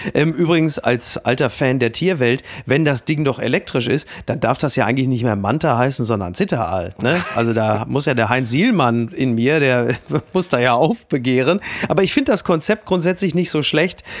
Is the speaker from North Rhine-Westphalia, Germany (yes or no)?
yes; Castrop-Rauxel, North Rhine-Westphalia, Germany; moved away; meiner Heimatstadt Kastrop-Rauxel